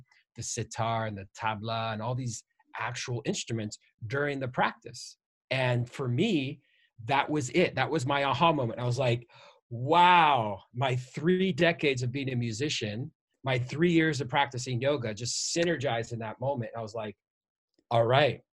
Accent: Iowa, United States; I'm from Iowa and born and raised in the cornfields.

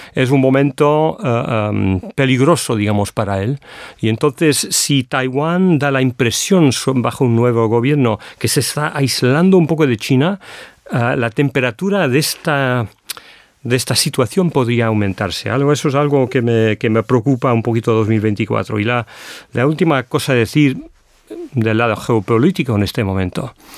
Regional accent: United Kingdom; Spanish is a second language; como europeo, británico, europeo, europeo

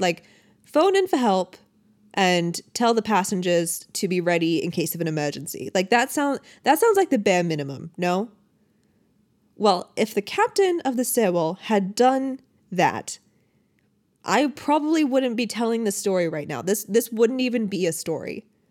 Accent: Michigan, United States; I grew up in Michigan

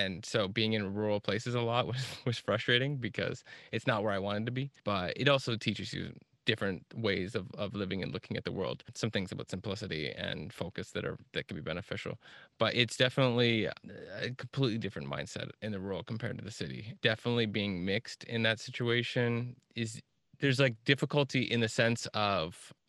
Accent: Kingston, Ontario, Canada; now in Toronto, Canada; grown up and lived in a lot of rural and smaller town areas in like southeastern Ontario. Primarily, I grew up a lot around Kingston, but then moved to Toronto a decade ago.

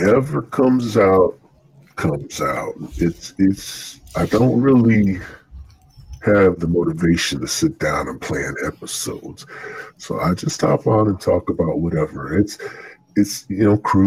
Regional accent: Illinois, United States; I'm from Illinois. The Midwest.

